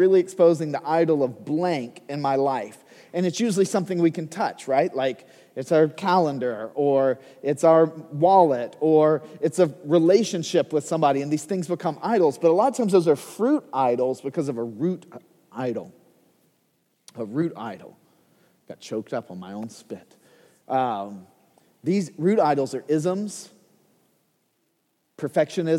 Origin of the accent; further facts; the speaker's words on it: United States; as an American